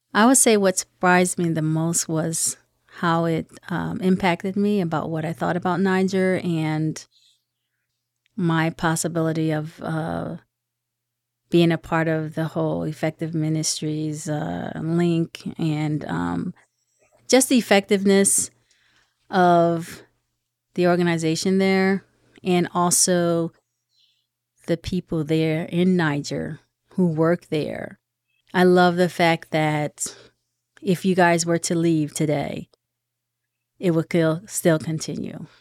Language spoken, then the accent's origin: English; Philadelphia, Pennsylvania, United States; I am actually from Philadelphia.